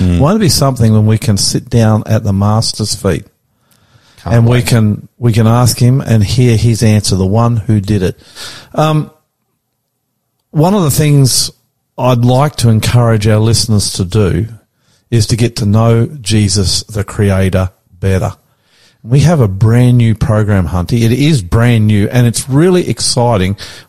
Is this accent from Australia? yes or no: yes; Australia; I'm the …